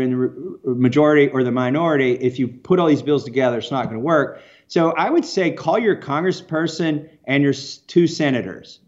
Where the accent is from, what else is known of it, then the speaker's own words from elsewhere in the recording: Kentucky, United States; I'm from Kentucky.